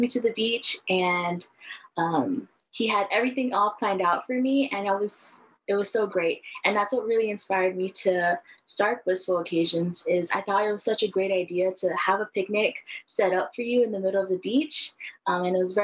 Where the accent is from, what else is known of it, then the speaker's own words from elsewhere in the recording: Kahuku, Hawaii, United States; also born or lived in Oregon; I'm from the North Shore of Oahu in a little town called Kahuku.